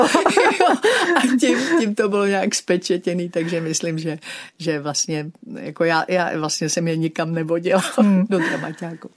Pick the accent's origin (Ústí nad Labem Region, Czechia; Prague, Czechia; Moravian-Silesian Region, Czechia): Prague, Czechia; moje kořeny, moje osobní už jsou tady v Praze a já jsem prostě oddaná Pražačka, Prahu miluju